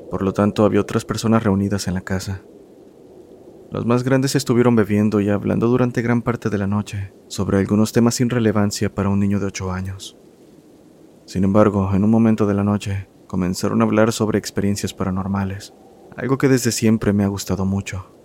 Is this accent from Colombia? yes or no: no; Costa Rica; Hola comunidad … soy de Costa Rica. Mi familia es de un lugar que actualmente está un poco más comercializado, llamado Nicoya, el cual antes era un pueblo bastante pequeño.